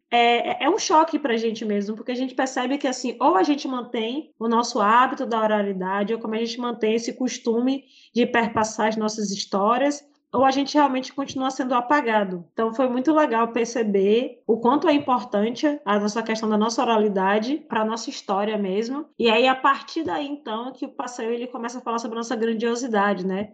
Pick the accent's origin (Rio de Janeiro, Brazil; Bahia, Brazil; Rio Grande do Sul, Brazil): Bahia, Brazil; Salvador; eu sou daqui de Salvador